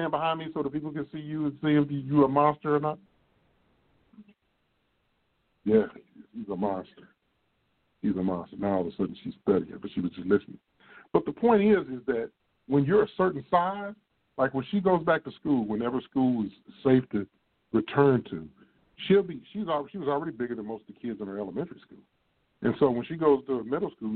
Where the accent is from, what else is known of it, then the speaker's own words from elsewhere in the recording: Midwest, United States; accent: Midwest; now in Texas, United States; we talk like we're from the Midwest. That's where we're from